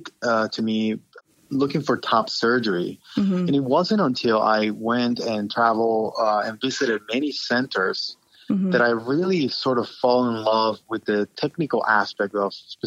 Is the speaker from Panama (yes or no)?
yes; Panama; moved away as an adult; also born or lived in Baltimore and D.C. area; now in United States; I'm originally from Panama and came to the United States specifically to train and end up staying here